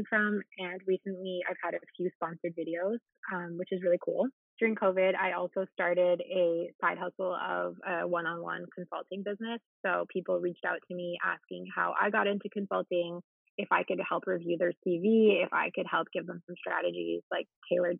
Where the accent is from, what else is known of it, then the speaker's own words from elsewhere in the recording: Ottawa, Ontario, Canada; moved away as an adult; now in Montreal, Canada; So I actually grew up in Ottawa